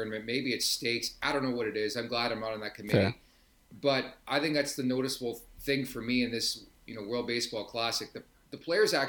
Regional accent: Canada; being Canadian

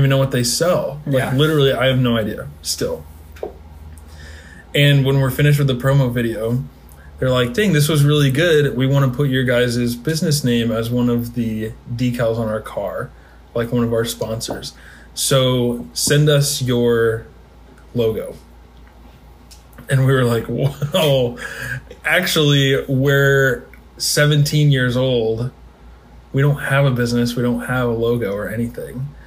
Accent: Springfield, Illinois, United States; moved away as an adult; now in St. Louis, United States; I'm from Springfield, Illinois. Uh, have a very large family. I'm 24.

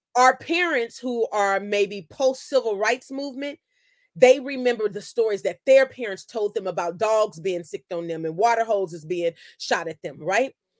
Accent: Oakland, California, United States; also born or lived in Sacramento, California; I grew up in Oakland, and k, transplanted to Sacramento into the Meadowview neighborhood

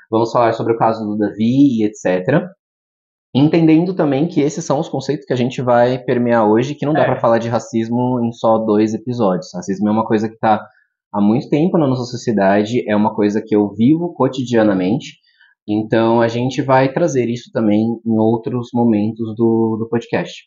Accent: Guarulhos, São Paulo, Brazil; Eu, eu sou nascido e criado em Guarulhos.

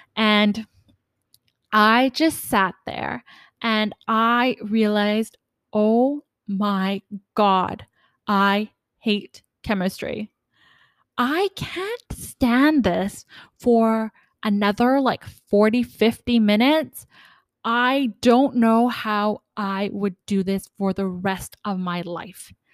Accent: Canada; I'm from Canada

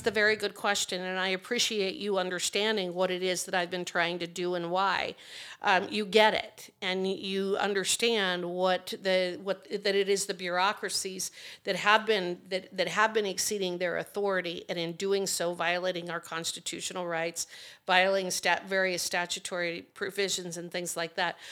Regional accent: Fort Laramie, Wyoming, United States; I'm from the Torrington area, Goshen County. Grew up at Fort Laramie

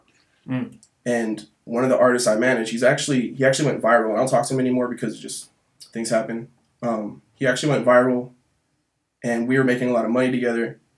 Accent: Atlanta, Georgia, United States; I'm from Atlanta. So

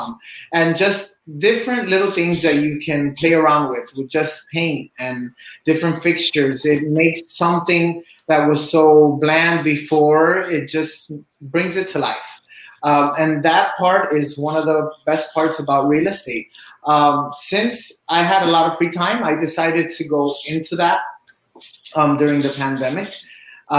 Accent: Cuba; now in Miami, United States; I'm originally from Cuba. I live in Miami

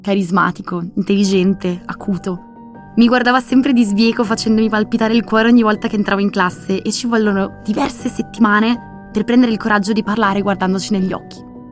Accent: Veneto, Italy; moved away as an adult; also born or lived in Madrid, Spain; andarmene dal mio paesino natale in Veneto

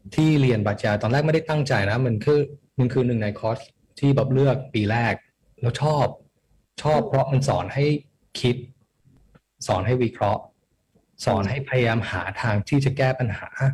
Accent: Toronto, Ontario, Canada; moved away as an adult; now in Thailand; ก็เกิดที่โทรอนโตครับแคนาดา แล้วจริง ๆอ่ะตอนเด็กประมาณหนึ่งขวบ ย้ายมาอยู่ไทยแป๊บหนึ่งแต่ว่าย้ายกลับอยู่ที่แคนาดาตั้งแต่ประมาณหกขวบปหนึ่งครับ

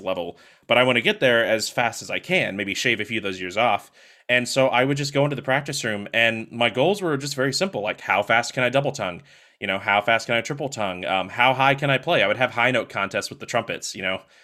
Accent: Longview, Texas, United States; moved away; I was born in Longview, Texas, um, which, if you don't know where that is, it's about two hours to the east of Dallas, Texas

